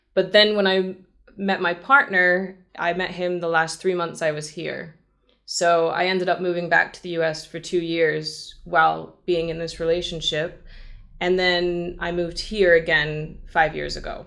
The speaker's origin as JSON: {"language": "English", "country": "United States", "said": "as an American"}